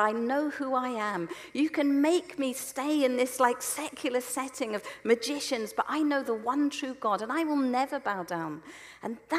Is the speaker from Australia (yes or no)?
no; Selsey, South East England, United Kingdom; where I grew up in Selsey